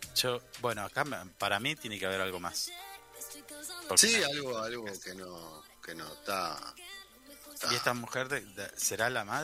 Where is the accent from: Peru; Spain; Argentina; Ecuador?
Argentina; es mi pueblo